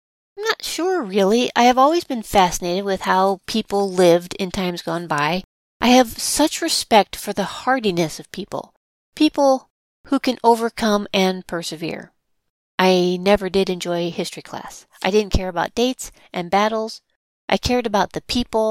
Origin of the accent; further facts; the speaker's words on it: St. Louis, Missouri, United States; my hometown, St. Louis, Missouri